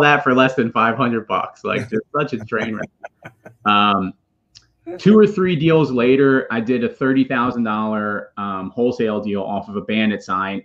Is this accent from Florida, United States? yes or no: no; Philadelphia, Pennsylvania, United States; now in Charlotte, United States; I'm from the Greater Philadelphia area. I live with my family now in Charlotte, North Carolina.